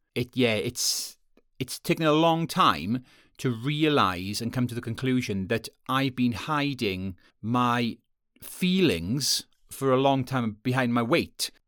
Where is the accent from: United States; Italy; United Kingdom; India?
United Kingdom; Wales; moved away; I'm from Wales originally.